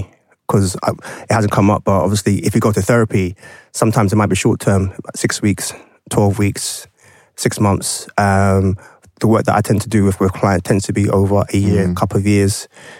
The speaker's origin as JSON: {"language": "English", "country": "Ghana", "said": "you know straight away I'm Ghanaian."}